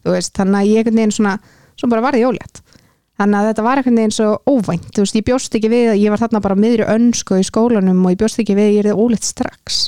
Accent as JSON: {"language": "Icelandic", "town": "Kópavogur", "region": "Capital Region", "country": "Iceland", "said": "ég er hvað 31 úr Kópaveinum"}